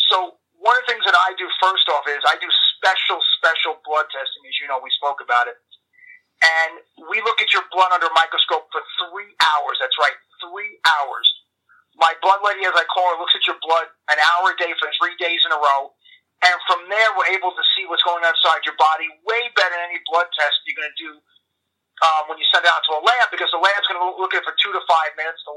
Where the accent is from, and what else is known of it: New York, United States; accent: New York